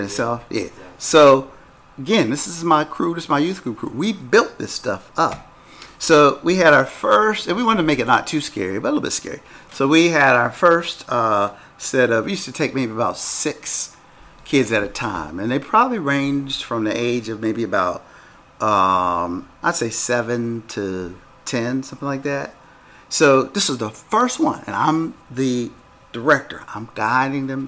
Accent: Pennsylvania, United States; I grew up in Pennsylvania

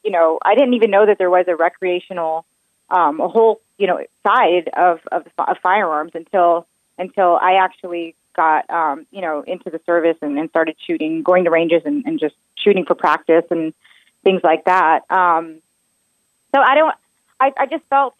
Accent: South Carolina, United States; South Carolina is my home state.

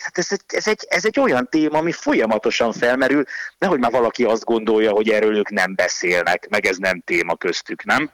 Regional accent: Hungary; franciai, meg magyar vagyok

